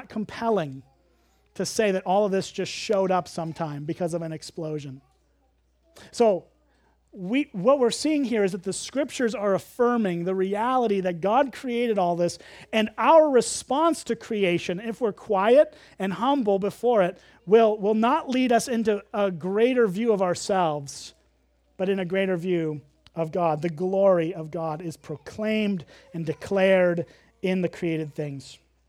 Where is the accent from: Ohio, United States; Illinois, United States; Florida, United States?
Illinois, United States; and I grew up as a city kid. I grew up in the Chicago suburbs. Really, you could see like 5 stars. You could actually count the stars in Chicago.